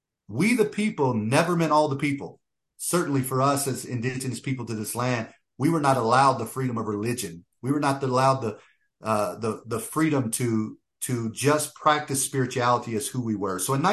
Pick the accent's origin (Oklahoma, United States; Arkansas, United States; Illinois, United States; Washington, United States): Oklahoma, United States; born there; So in my own personal experience, I was born in Oklahoma. My father is full blood Lakota. My mother is primarily Choctaw.